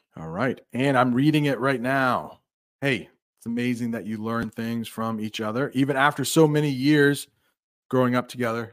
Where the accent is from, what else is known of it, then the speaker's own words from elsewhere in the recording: United States; as an American